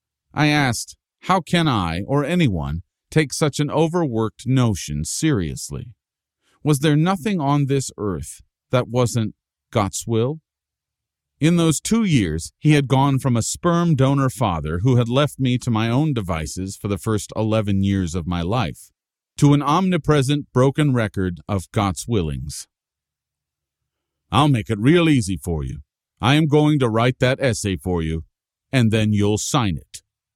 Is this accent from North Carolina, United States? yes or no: no; Paterson, New Jersey, United States; I had the plane pick up and carry my hometown of Patterson to an Iowa cornfield so it could be the second largest city in that state, a step up from third place in New Jersey.